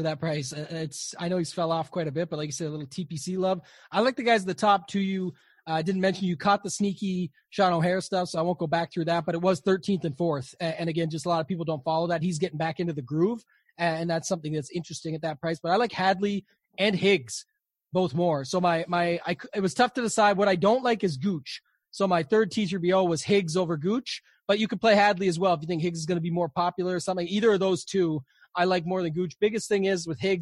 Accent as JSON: {"language": "English", "country": "Canada", "said": "I'm Canadian"}